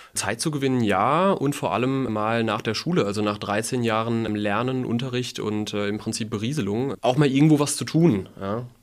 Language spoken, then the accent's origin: German; Mainz, Rhineland-Palatinate, Germany; also born or lived in Udenheim; Ich bin in Mainz aufgewachsen. Ich bin sogar, Fun Fact, am Rosenmontag geboren, 1992.